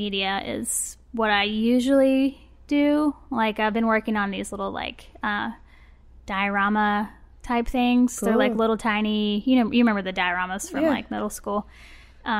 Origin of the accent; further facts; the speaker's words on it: Birmingham, Alabama, United States; also born or lived in Auburn, Alabama; I'm from Birmingham. I've lived here basically my whole life, except for when I went to college at Auburn.